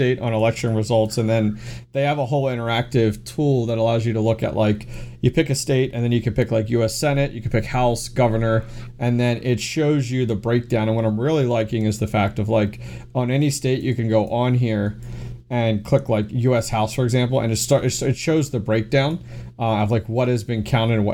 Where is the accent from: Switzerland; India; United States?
United States; Pennsylvania; I'm from Pennsylvania.